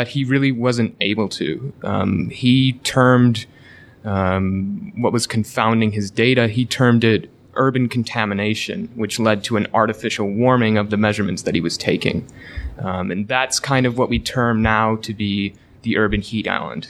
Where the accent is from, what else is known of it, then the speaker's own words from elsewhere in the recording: Michigan, United States; moved away as an adult; also born or lived in Portland, Oregon; Originally, I'm from Michigan, but I did my undergrad at the University of Portland